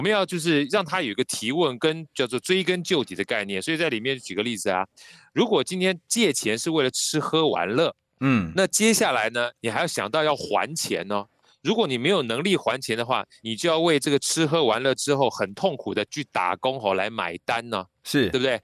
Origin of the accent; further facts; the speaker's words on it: Taiwan; 因为我们从小在眷村长大